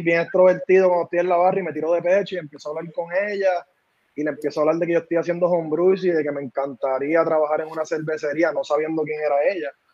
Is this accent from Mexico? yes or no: no; San Juan, Puerto Rico; moved away; also born or lived in North Carolina; somos de Santurce